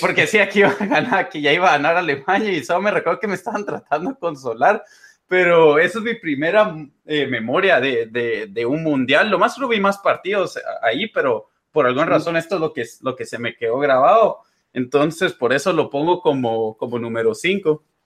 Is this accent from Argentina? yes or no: no; Guatemala; moved away; also born or lived in United States; como somos de Guate